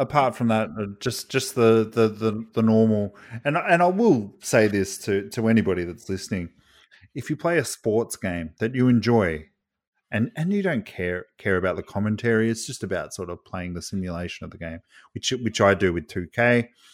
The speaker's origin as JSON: {"language": "English", "country": "Australia", "said": "I'm from Australia"}